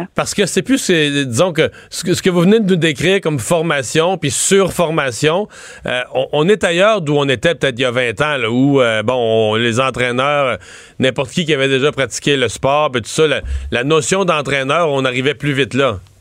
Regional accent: near Rivière-du-Loup, Bas-Saint-Laurent, Quebec, Canada; mon coin de pays, tout près de Rivière-du-Loup

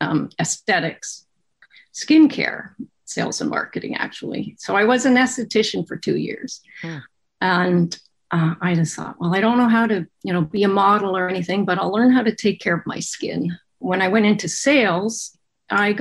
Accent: Kingston, Ontario, Canada; also born or lived in Toronto; I was born and raised in Kingston, Ontario

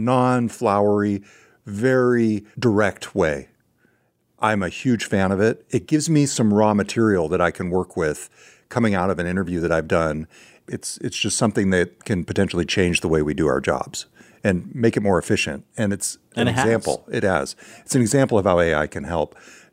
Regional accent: California, United States; accent: California; My California accent.

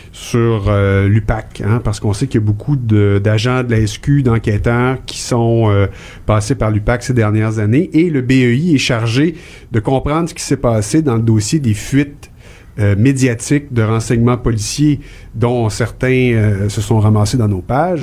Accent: Montreal, Quebec, Canada; moved away; je suis un Montréalais déraciné

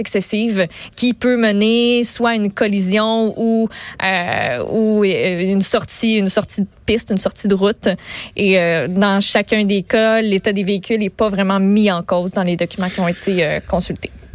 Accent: Quebec, Canada; on est des Québécois

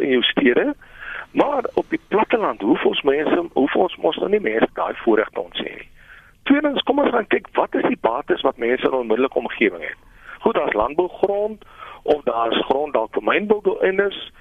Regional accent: South Africa; first language Afrikaans; Ek het daar op plattelandse plekke groot geword, ver van die groot stede af. My eerste taal wat ek aangehoor het was my ma wat met my in Afrikaans

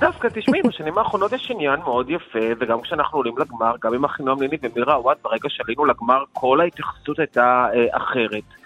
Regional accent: Israel; אנחנו כישראלים

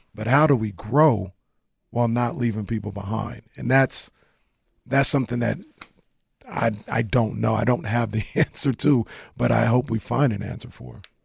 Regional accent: Sacramento, California, United States; I'm from South Sacramento

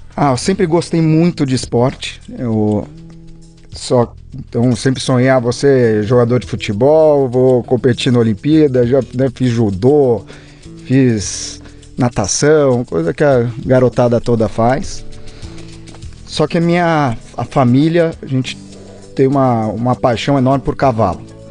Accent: Campos do Jordão, São Paulo, Brazil; e eu, eu, e meu irmão nascemos em Campo Jordão.

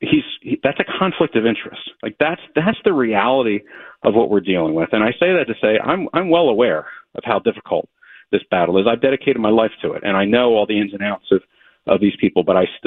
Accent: Delaware County, Pennsylvania, United States; I grew up in Delaware County.

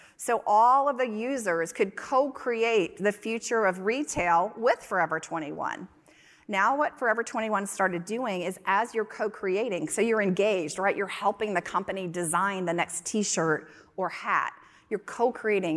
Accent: North Carolina, United States; moved away; also born or lived in Texas; I grew up in North Carolina

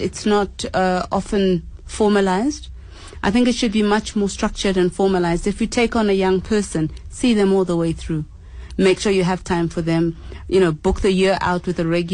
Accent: Zimbabwe; now in South Africa; I am a Zimbabwean, I don't speak South African languages

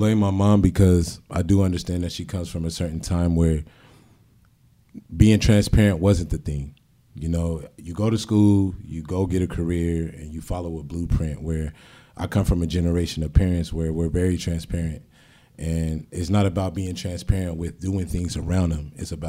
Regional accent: San Diego, California, United States; also born or lived in Portsmouth, Virginia / Norfolk, Virginia; I'm originally from Portsmouth, Virginia. My mom was in the military for 20 years. I was raised in Norfolk until I was 7. She got stationed out here. And San Diego changed my life.

